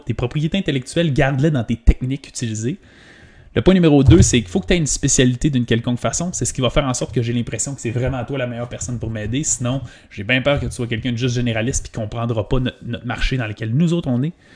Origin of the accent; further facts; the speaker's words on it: Quebec, Canada; Mais moi, je viens du Saguenay-Lac-Saint-Jean. C'est une, petite, une des plus petites régions du Québec